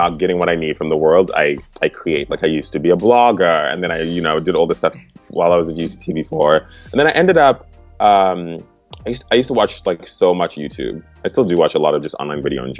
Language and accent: English; Harare, Zimbabwe; also born or lived in Cape Town, South Africa; now in Los Angeles, United States; I was born in Zimbabwe, in Harare